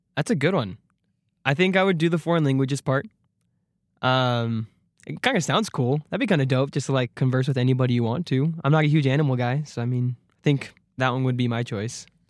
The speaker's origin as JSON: {"language": "English", "region": "Arizona", "country": "United States", "said": "I'm from Arizona"}